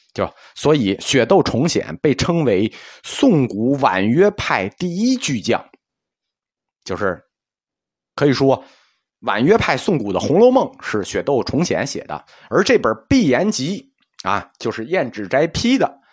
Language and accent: Chinese; China; 我们中国人